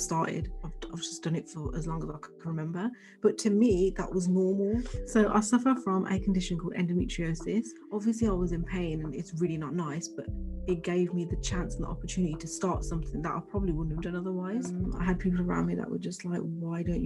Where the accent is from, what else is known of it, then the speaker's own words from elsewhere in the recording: Birmingham, West Midlands, United Kingdom; also born or lived in London; I was born in Birmingham. I've lived here practically all my life.